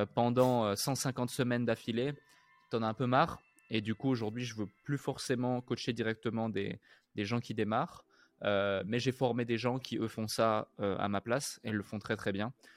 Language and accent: French; Switzerland; une ville où j'ai grandi en Suisse